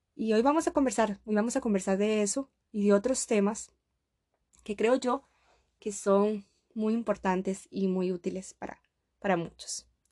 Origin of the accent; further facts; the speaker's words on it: Costa Rica; moved away as an adult; now in Russia; yo soy costarricense, yo soy de Costa Rica y ahora estoy completamente muy lejos de mi país. Estoy en Rusia